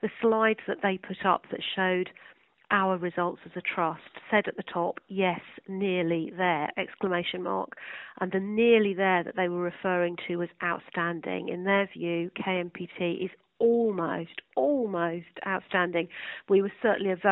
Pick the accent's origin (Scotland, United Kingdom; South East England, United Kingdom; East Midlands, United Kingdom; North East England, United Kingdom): South East England, United Kingdom; Sussex; also born or lived in London; I was born and brought up in Sussex